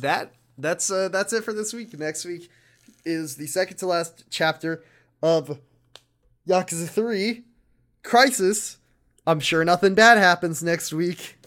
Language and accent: English; United States; We're American, too